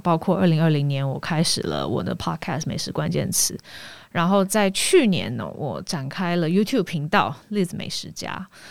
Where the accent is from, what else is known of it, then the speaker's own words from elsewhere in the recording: Taiwan; 我是台湾人